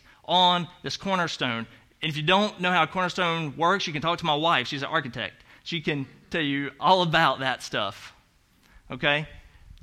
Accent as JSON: {"language": "English", "region": "the South", "country": "United States", "accent": "Southern", "moved": "yes", "said": "You know I have an accent. That's because I'm from the South"}